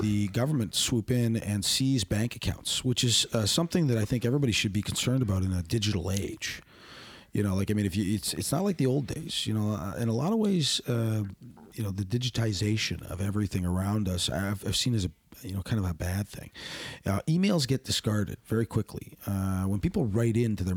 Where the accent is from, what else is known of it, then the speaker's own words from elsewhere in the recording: Hamilton, Ontario, Canada; he comes from my hometown